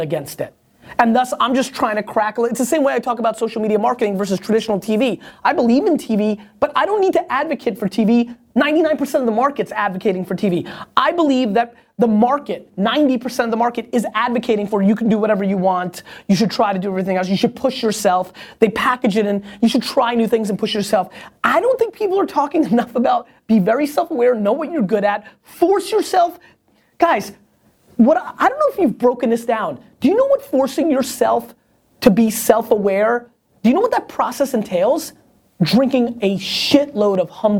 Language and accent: English; United States; also born or lived in Soviet Union; I grew up in America.